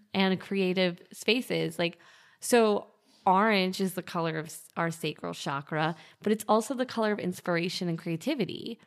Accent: New York, United States; as a New Yorker

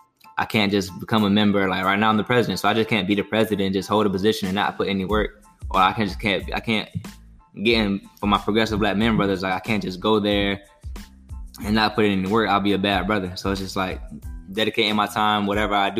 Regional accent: Orlando, Florida, United States; we're 2.5-3 hours away from my hometown, from Orlando

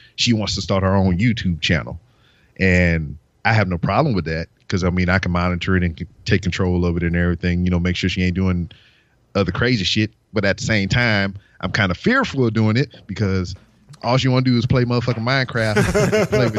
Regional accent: Louisiana, United States; now in Houston, United States; I'm an adopted Houston fan because I'm from Louisiana originally.

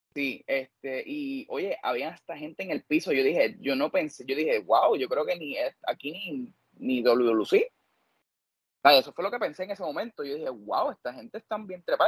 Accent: Corozal, Puerto Rico; yo soy pueblo de Corozal

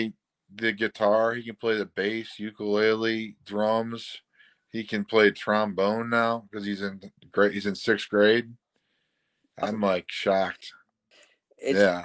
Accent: St. Louis, Missouri, United States; moved away as an adult; now in St. Charles, United States; I'm from South County

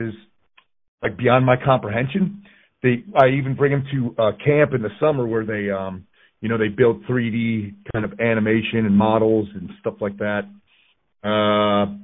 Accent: Connecticut, United States; moved away as an adult; I grew up in Connecticut

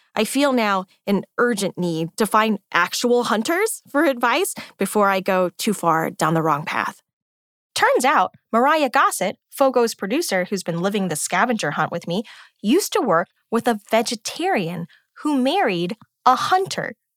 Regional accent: United States; I'm American too. I grew up with air conditioning and microwave popcorn

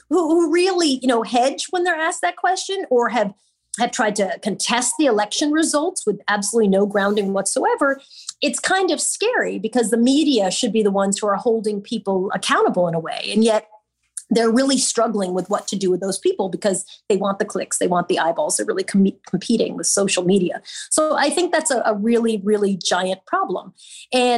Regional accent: Long Island, New York, United States; now in New York City, United States; I've been a New Yorker for my whole entire life, although I'm a Long Islander

